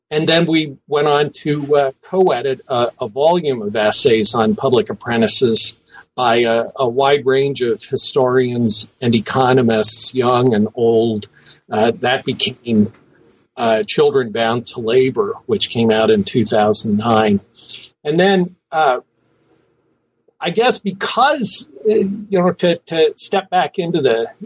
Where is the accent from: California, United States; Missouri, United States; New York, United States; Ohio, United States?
Ohio, United States; Cincinnati; I was born in Cincinnati, Ohio.